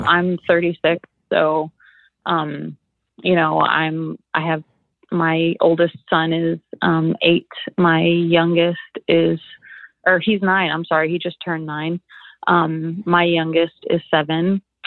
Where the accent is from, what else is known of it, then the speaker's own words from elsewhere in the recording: Anchorage, Alaska, United States; also born or lived in California; I grew up in Anchorage